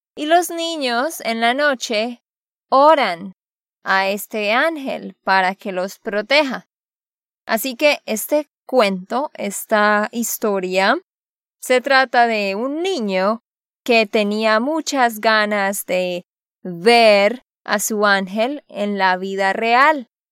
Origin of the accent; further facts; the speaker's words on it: Santander, Colombia; de Santander, Colombia